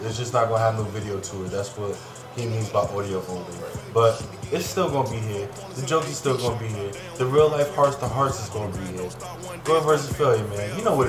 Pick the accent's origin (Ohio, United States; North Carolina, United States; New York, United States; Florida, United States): New York, United States; So I know how New York is. I'm a New Yorker.